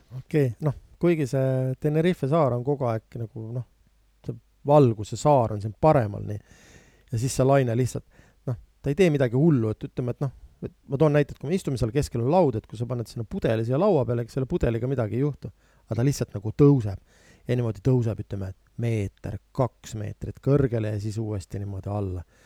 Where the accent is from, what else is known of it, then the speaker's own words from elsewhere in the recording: Viljandi, Viljandi County, Estonia; ma ise olen pärit Viljandist